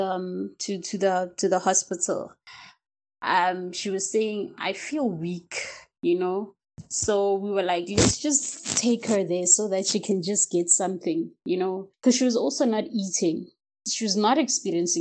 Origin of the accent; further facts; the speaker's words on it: Ga-Rankuwa, Gauteng, South Africa; I'm from Pretoria and from Garankuwa, actually, to be more specific